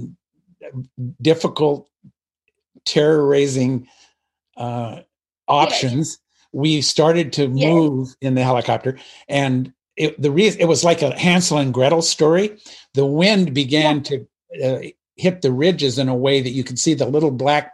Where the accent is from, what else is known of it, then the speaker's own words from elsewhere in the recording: Pacific Northwest, United States; moved away; also born or lived in Alabama; I grew up in the Pacific Northwest